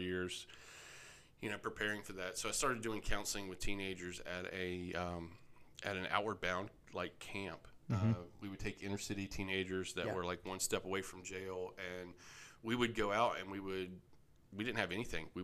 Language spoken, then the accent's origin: English; Roanoke, Virginia, United States; moved away as an adult; also born or lived in North Carolina / Florida / Maryland; I was born in Roanoke, Virginia.